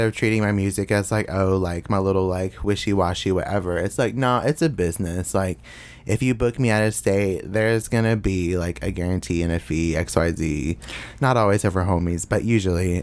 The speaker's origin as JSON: {"language": "English", "town": "Bowling Green", "region": "Kentucky", "country": "United States", "tie": "born or raised there", "said": "I grew up in a single parent household with my mother Martha and my sister Selena in uh, Bowling Green, Kentucky."}